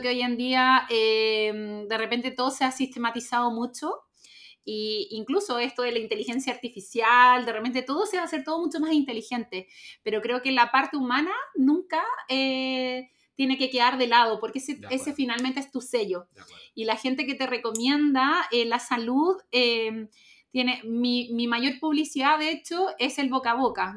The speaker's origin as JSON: {"language": "Spanish", "area": "Calera de Tango", "region": "Santiago Metropolitan Region", "country": "Chile", "said": "vivía en el campo, en Calortango"}